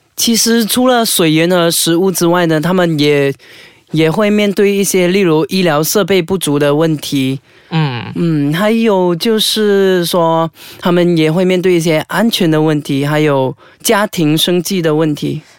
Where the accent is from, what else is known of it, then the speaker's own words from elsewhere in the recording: Malaysia; 从我们国家来说的话，其实我看到的一些相关的影片啊，在马来西亚的